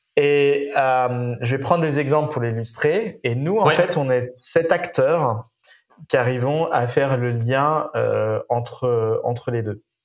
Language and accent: French; Nantes, Pays de la Loire, France; Je suis né à Nantes, j'ai fait mes études à Nantes